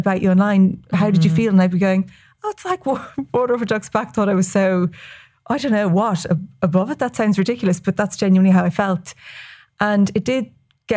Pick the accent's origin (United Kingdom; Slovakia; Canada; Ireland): Ireland; West Cork, Munster; I'm from West Cork